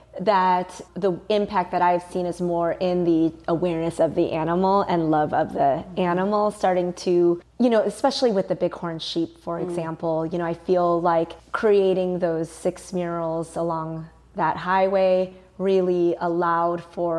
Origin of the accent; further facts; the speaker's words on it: Mount Prospect, Illinois, United States; I grew up outside of Chicago in a suburb called Mount Prospect.